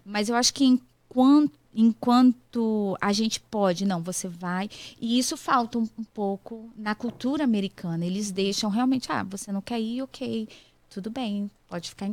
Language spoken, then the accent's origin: Portuguese; Espírito Santo, Brazil; moved away as an adult; also born or lived in Ipatinga, Minas Gerais; now in United States; Nasci no Espírito Santo. Não, em Patinga, Minas Gerais. Mas fui criada no Espírito Santo. Então eu sou capixaba